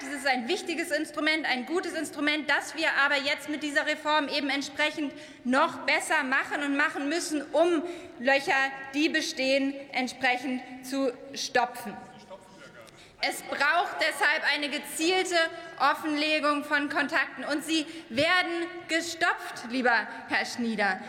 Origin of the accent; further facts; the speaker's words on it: East Germany, Germany; bei uns in Ostdeutschland